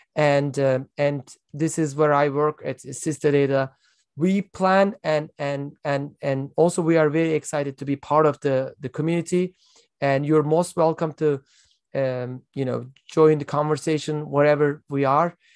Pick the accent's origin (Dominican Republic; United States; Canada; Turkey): Turkey; I am from Turkey. I live in Istanbul